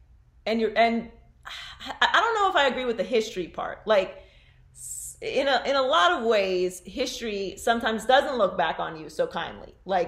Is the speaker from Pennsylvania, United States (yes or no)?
yes; Pittsburgh, Pennsylvania, United States; moved away; also born or lived in Miami; I grew up in Pittsburgh.